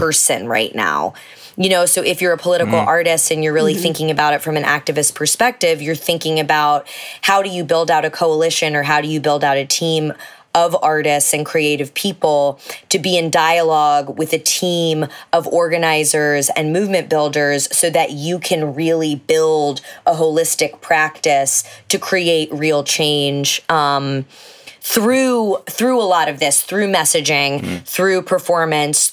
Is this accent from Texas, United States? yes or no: yes; Texas, United States; growing up in evangelical Texas